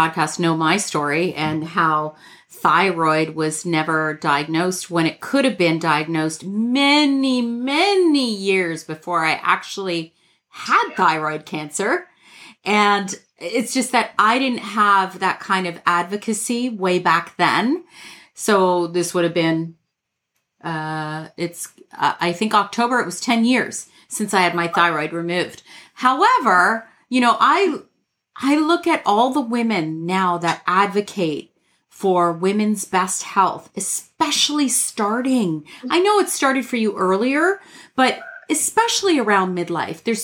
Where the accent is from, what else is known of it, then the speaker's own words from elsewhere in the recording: Toronto, Ontario, Canada; I'm Canadian from Toronto